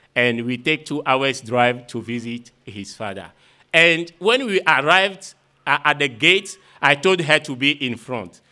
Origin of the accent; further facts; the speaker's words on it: Vogan, Maritime, Togo; I am from Vogan village situated in uh, the south of Togo